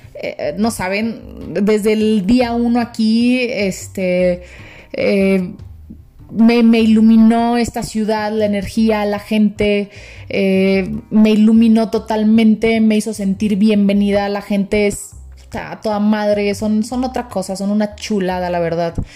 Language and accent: Spanish; Monterrey, Nuevo León, Mexico; moved away as an adult; now in Mexico City, Mexico; Yo soy de Monterrey, sí, este rancho enorme, soy ranchera